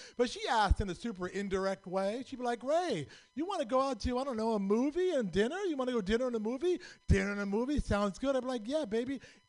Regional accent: Pakistan; I'm from Pakistan

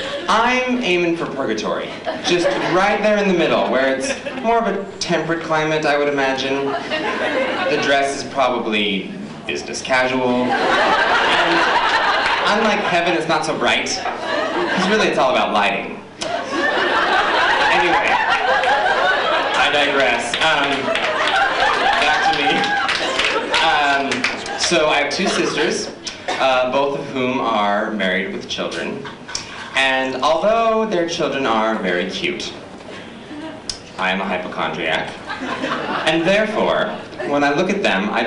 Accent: Utah, United States; moved away; born and raised in Utah, which is a red state.

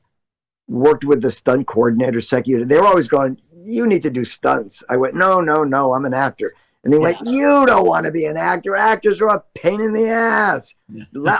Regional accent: Passaic, New Jersey, United States; moved away as an adult; also born or lived in New York; now in California, United States; I was born and raised in Passaic, went to all through school and high school

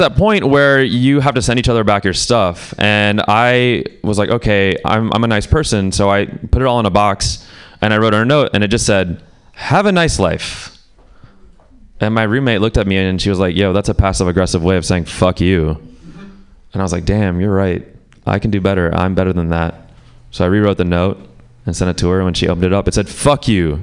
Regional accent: Pakistan; I'm Pakistani

